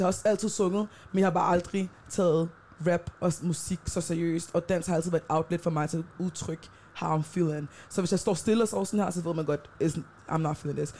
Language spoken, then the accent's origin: Danish; Denmark; jeg er født i Danmark, så jeg har det røde pas